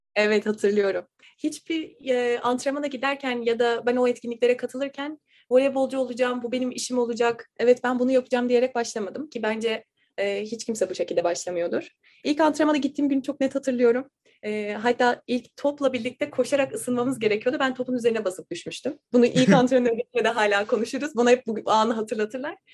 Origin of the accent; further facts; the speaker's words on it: İzmir, Turkey; moved away as an adult; also born or lived in Dallas, Texas; now in Tallahassee, United States; voleybolcuyum ve İzmirliyim.